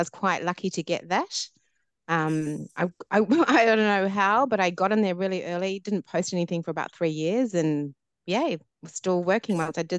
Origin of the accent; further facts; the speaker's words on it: New Zealand; my background is Māori Niuean, so from New Zealand as well, born and bred in New Zealand.